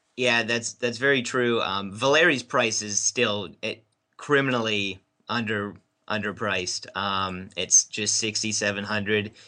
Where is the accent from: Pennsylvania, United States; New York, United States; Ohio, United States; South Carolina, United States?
Pennsylvania, United States; Pittsburgh; growing up in Pittsburgh